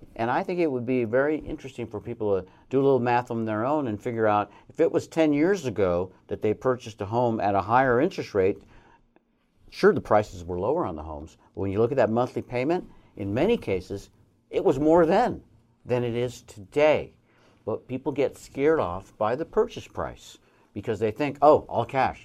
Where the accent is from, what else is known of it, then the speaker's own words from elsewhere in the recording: Colorado, United States; moved away as an adult; also born or lived in Arizona; now in Reno, United States; when I was a young man in Colorado, that's my home state